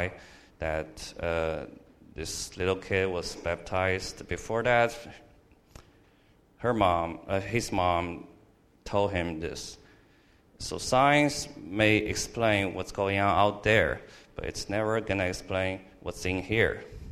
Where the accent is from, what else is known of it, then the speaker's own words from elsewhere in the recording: Shanghai, China; moved away as an adult; now in Louisiana, United States; I came from China, Shanghai, China. It was a big city, and I was only a child in the family